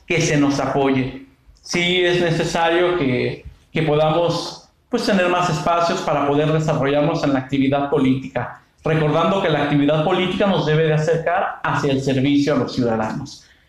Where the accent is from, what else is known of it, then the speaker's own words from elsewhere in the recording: Angamacutiro, Michoacán, Mexico; moved away as an adult; now in Morelia, Mexico; soy originario del municipio de Angamactiro, aquí de nuestro estado de Michoacán